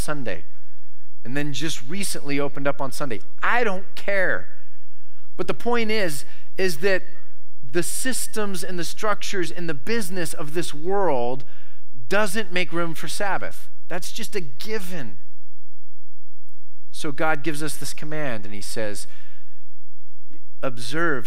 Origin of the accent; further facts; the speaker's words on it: United States; I am an American